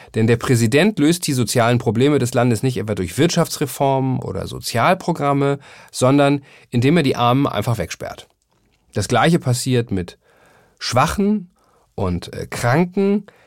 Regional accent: Germany; als Deutscher

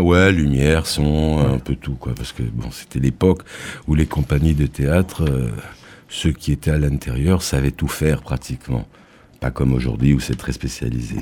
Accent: Évreux, Normandy, France; now in Nîmes, France; je suis, je suis né en Normandie

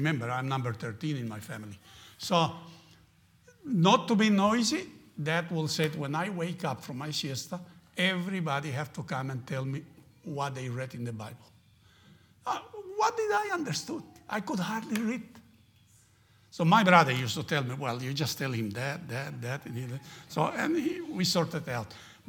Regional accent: Argentina; And I grew up in Argentina, in a place we used to have prayer meetings like that, always prayer meetings.

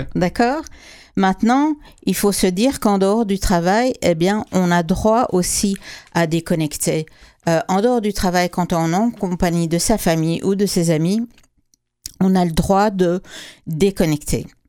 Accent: Quebec, Canada; chez nous au Québec

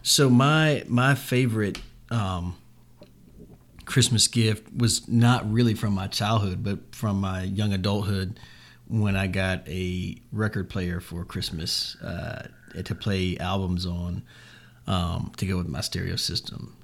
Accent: Jacksonville, Florida, United States; this is my hometown.

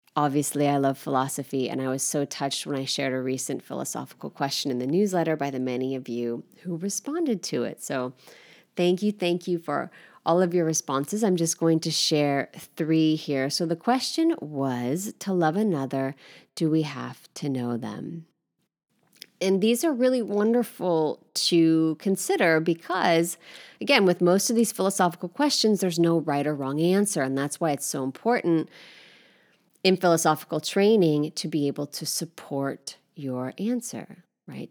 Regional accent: United States; moved away as an adult; now in Paris, France; as an American, not having had this sort of training and rhetoric growing up

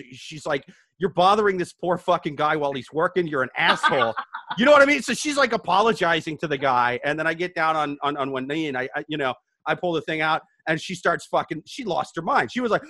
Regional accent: Midwest, United States; Yeah, dude, I'm from the Midwest. That's the traditional way.

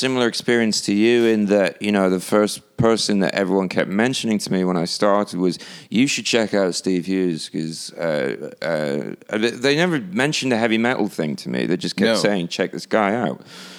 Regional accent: Hull, Yorkshire and the Humber, United Kingdom; moved away; also born or lived in Ireland; Well, I'm not even British, technically. I just grew up there.

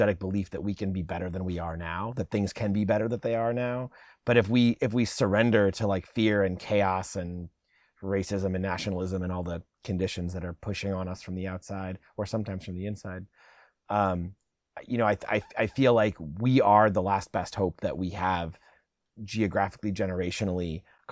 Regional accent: Chicago, Illinois, United States; moved away as an adult; also born or lived in Olympia, Washington; now in Seattle, United States; I moved here in 95. I grew up in Chicago

